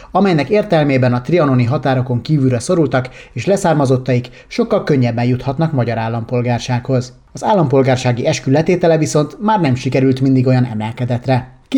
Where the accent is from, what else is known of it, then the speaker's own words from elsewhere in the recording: Hungary; Magyarországról jöttünk, tehát magyarok vagyunk, tiszta sor.